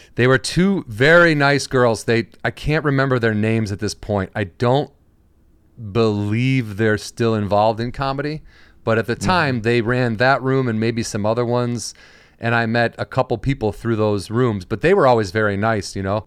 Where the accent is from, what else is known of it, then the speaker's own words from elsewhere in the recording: outside of Chicago, Illinois, United States; moved away; I'm from Illinois, so I'm from outside of Chicago